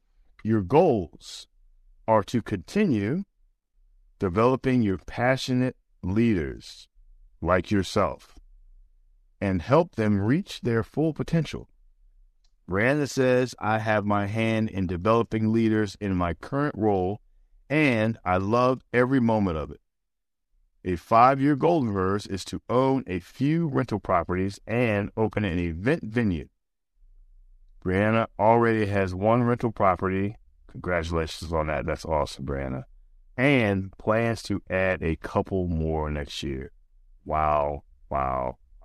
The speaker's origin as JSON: {"language": "English", "region": "Maryland", "country": "United States", "tie": "born or raised there", "said": "I didn't grow up here. I grew up in Maryland, and I went to all-boy private school from 5th to 12th."}